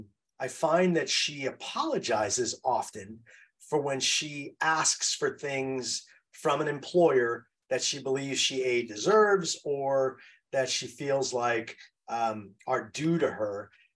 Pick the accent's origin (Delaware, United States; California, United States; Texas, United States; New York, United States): New York, United States; New York City; I grew up in New York City. And so you always walk around New York City as looking over your shoulder.